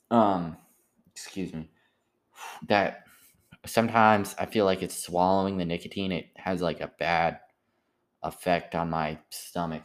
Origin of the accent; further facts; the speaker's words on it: United States; I'm an American